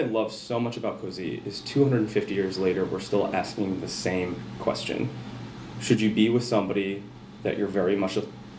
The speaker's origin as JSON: {"language": "English", "town": "Rochester", "region": "Minnesota", "country": "United States", "tie": "born or raised there", "said": "Rochester, Minnesota, right okay."}